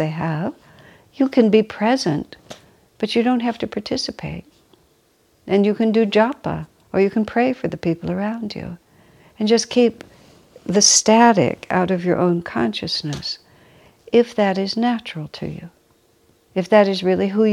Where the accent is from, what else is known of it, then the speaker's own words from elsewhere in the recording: United States; I'm American